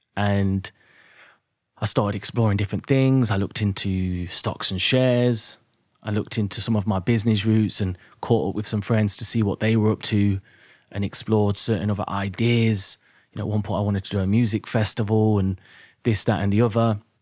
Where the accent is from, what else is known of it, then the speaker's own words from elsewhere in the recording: Derby, East Midlands, United Kingdom; moved away as an adult; also born or lived in London; I was born in Derby in the Midlands